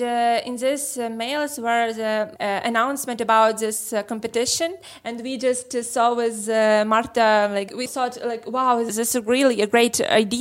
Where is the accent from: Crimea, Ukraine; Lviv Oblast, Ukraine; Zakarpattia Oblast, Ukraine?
Lviv Oblast, Ukraine; Lviv; We are from Lviv.